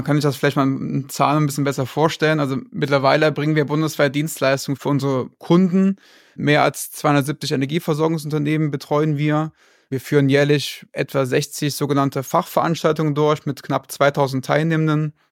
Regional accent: Rhineland, Germany; bin 35 Jahre jung, komme gebürtig aus dem Rheinland

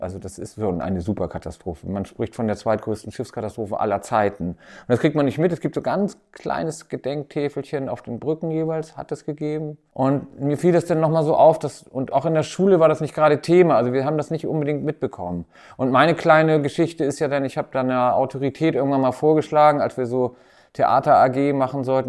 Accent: Timmendorfer Strand, Schleswig-Holstein, Germany; also born or lived in Hamburg; now in Berlin, Germany; Aber ich komme ja hier aus der Gegend, aus Timnower Strand und habe hier auch angefangen

